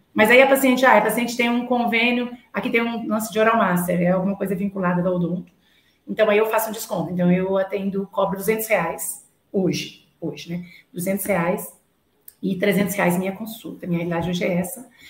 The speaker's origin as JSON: {"language": "Portuguese", "area": "near Uberlândia", "region": "Minas Gerais", "country": "Brazil", "tie": "born or raised there", "said": "E eu nasci, na verdade, perto de Uberlândia, 150 quilômetros, e eu fui para Uberlândia com 13 anos"}